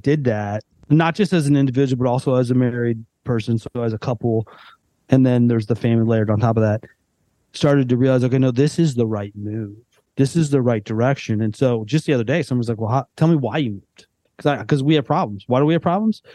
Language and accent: English; Western suburbs, Northern Illinois, United States; moved away as an adult; now in Nashville area, United States; we've both lived in Northern Illinois our entire life, growing up in the Western suburbs.